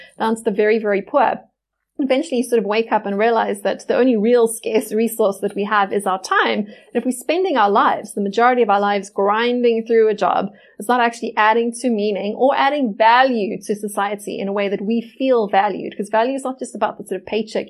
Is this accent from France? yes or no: no; South Africa; as a South African